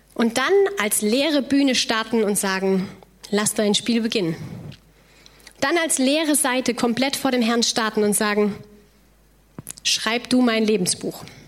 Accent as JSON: {"language": "German", "area": "near the Loreley", "region": "Rhineland-Palatinate", "country": "Germany", "tie": "born or raised there", "said": "Ich komme ursprünglich aus dem Rheinland"}